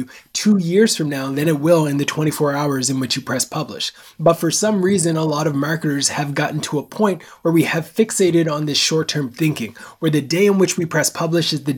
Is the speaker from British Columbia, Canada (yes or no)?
no; Nova Scotia, Canada; I'm born and raised in Canada on the East Coast, a small place called Nova Scotia